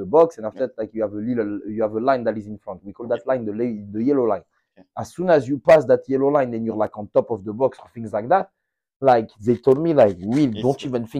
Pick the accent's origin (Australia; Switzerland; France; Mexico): France; Mantes-la-Jolie, Île-de-France; English is a second language; moved away as an adult; also born or lived in Columbia, Missouri; now in St. Louis, United States; I come from Mont-la-Jolie, which is like on the west side of Paris